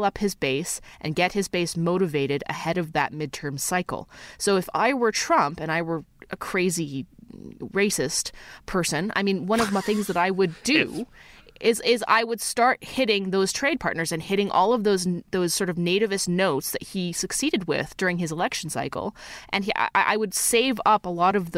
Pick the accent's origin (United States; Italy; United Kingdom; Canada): Canada; also born or lived in Alberta; Love being Canadian